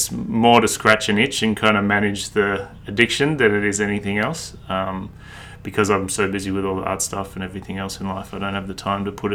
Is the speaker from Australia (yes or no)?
yes; Sydney, New South Wales, Australia; also born or lived in Brisbane; So I'm from Sydney, born and raised in Sydney. I lived in Brisbane for about a year, but other than that, I've always been in Sydney.